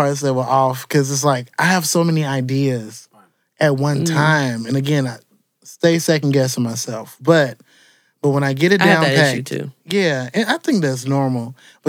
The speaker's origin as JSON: {"language": "English", "town": "Chicago", "region": "Illinois", "country": "United States", "tie": "born or raised there", "said": "I am from Chicago all the way through."}